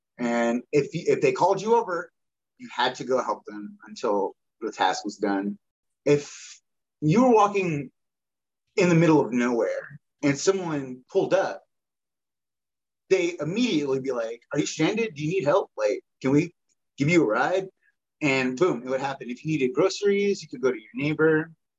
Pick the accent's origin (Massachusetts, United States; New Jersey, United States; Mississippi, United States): Mississippi, United States; Pearl River; moved away as an adult; now in Meridian, United States; Yeah, I was born on the Pearl River Choctaw Reservation in 1982. Yeah, in Mississippi. That's in Mississippi. In East Central Mississippi, about a four-hour drive from Bull Bonsha, which is New Orleans. I lived there till I was 22.